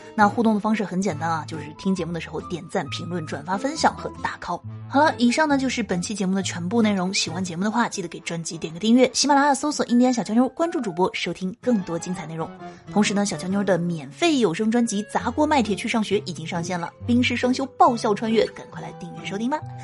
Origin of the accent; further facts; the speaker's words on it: Guangdong, China; 身为广东人